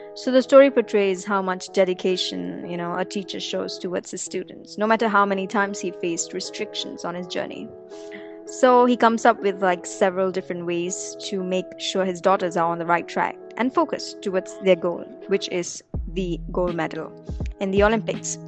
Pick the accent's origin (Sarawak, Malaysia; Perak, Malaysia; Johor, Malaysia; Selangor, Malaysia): Perak, Malaysia; Ipoh; moved away as an adult; also born or lived in Kuala Lumpur; Ipoh, which is my hometown